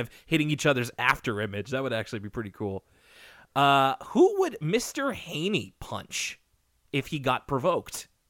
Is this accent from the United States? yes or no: no; Canada; as a Canadian